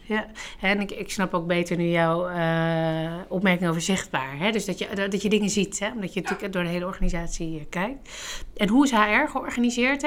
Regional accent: Netherlands; wij als Nederlanders

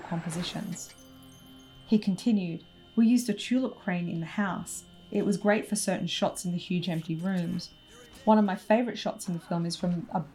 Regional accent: Australia; I'm Australian

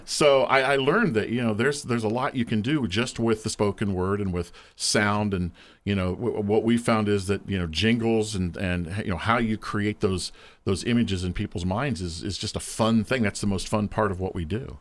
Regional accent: Lancaster, Ohio, United States; wound up back here in my hometown of Lancaster

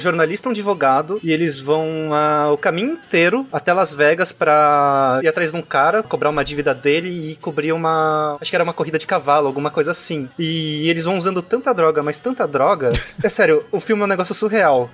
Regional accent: São Paulo, Brazil; eu sou de São Paulo também, cresci, vivi em São uhum. Paulo a uhum. minha vida toda

